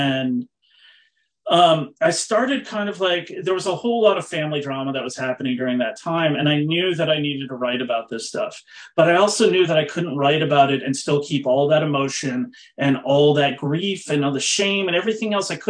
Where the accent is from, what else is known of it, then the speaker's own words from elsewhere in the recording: East Coast, United States; also born or lived in Massachusetts; I grew up on the East Coast. I was born in Massachusetts and moved around a lot.